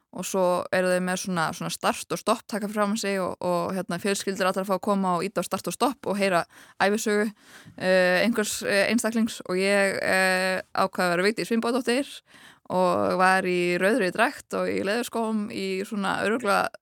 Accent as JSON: {"language": "Icelandic", "town": "Chapel Hill", "region": "North Carolina", "country": "United States", "tie": "born or raised there", "moved": "yes", "said": "ég ólst upp í bandækunum í Chapel Hill í Náru Karlínu og þar var ég í grunnskóla í Frank Porter Graham Elementary School"}